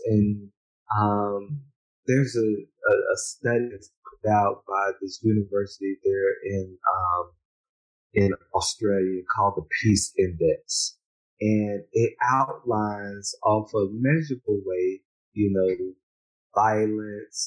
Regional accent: United States; moved away as an adult; now in Honduras; growing up in America

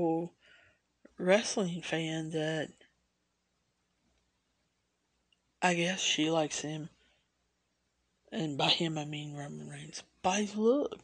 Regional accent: United States; I'm an American

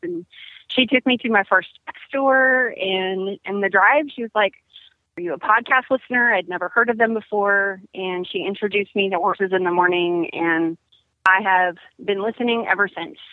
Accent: California, United States; now in Charlotte, United States; I'm originally from California

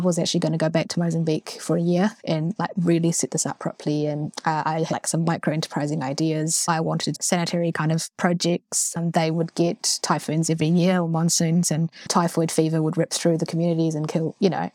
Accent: Christchurch, Canterbury, New Zealand; accent: strong New Zealand; also born or lived in Taiwan; I, uh, was born in Taiwan and, uh, my family moved here to Christchurch, uh, when I was five, and then I grew up in Christchurch and did all my schooling there

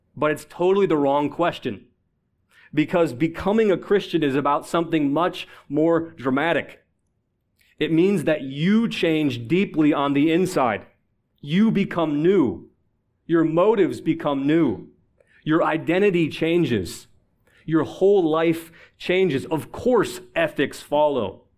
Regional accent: Buffalo, New York, United States; now in Washington, D.C., United States; I'm originally from Buffalo, New York.

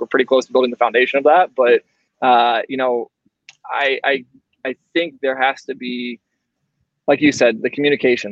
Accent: Florida, United States; I grew up fishing in Florida my entire life

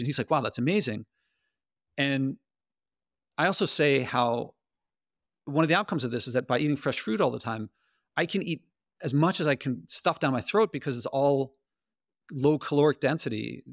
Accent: United States; I'm American

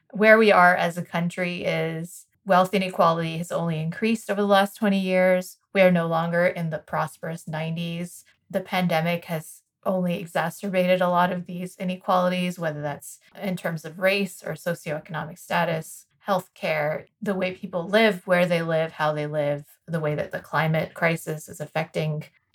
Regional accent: United States; as an American child

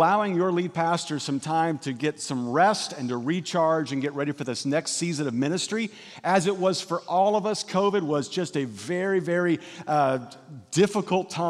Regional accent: Kansas, United States; moved away as an adult; also born or lived in Missouri / Lexington, Kentucky / Valencia, California; now in California, United States; But I grew up in Kansas, and I, like every other kid growing up in Kansas, just wanted to get out of Kansas

